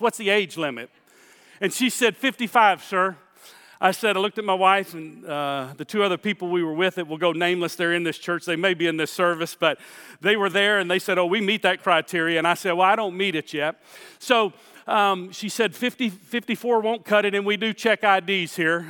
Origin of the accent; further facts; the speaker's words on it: Houston, Texas, United States; I grew up in Houston.